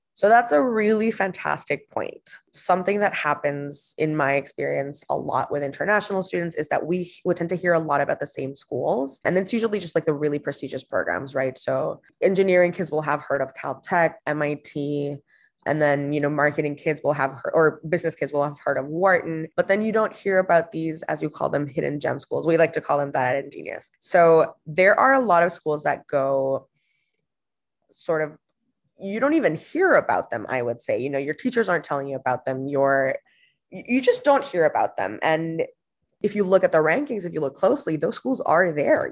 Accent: Honduras; born or raised there; moved away as an adult; also born or lived in Boston

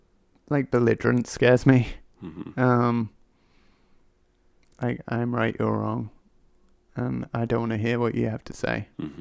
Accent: England, United Kingdom; I'm English, and modesty is like a big thing.

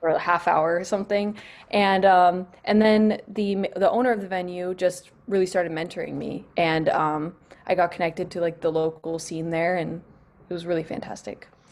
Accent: Northern California, United States; I grew up, um, on a, actually on a small farm in California

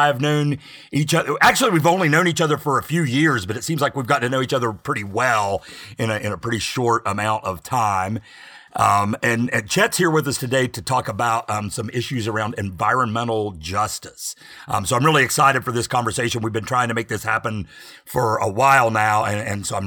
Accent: Newport, Ohio, United States; I grew up in Newport, Ohio, across the river

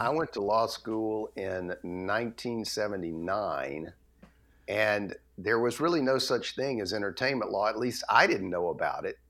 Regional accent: Atlanta, Georgia, United States; I grew up in Atlanta

